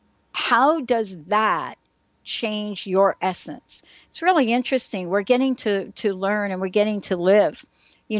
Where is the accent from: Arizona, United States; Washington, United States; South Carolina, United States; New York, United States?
New York, United States; New York City; moved away; also born or lived in New Jersey; I'm a girl from New York City, right? Mm-hmm. And I grew up in the Bronx